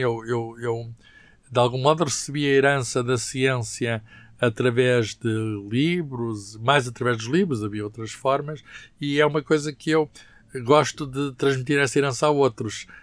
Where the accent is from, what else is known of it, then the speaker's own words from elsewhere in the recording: Lisbon, Portugal; moved away; also born or lived in Coimbra; eu nasci em Lisboa, nasci uh, na maternidade Alfredo Costa